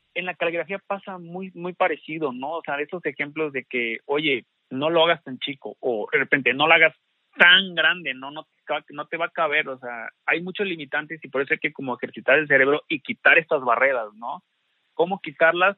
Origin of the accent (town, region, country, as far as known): Xalapa, Veracruz, Mexico